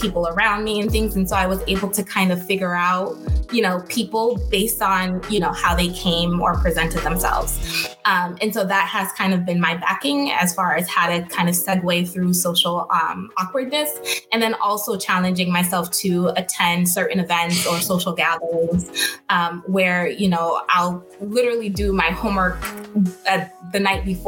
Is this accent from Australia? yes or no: no; Boston, Massachusetts, United States; I was born and raised in Boston